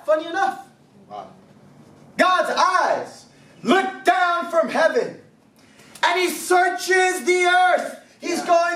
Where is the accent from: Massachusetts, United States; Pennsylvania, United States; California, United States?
California, United States; I'm from California